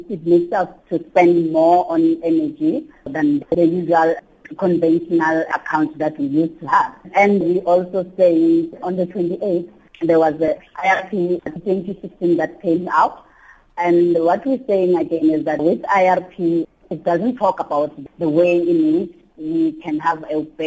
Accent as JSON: {"language": "English", "country": "South Africa", "said": "we're living in the same country and we are the South African citizens"}